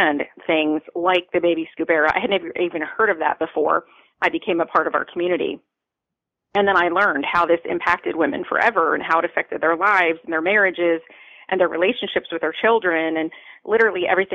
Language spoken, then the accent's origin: English; Baltimore, Maryland, United States; now in Tampa, United States; I grew up in Baltimore.